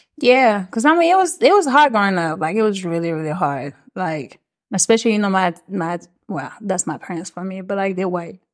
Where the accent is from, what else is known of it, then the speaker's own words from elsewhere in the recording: Switzerland; first language French; English is a second language; moved away as an adult; also born or lived in Maryland, United States; now in Atlanta, United States; So, I was born in Maryland, but I grew up overseas in Switzerland.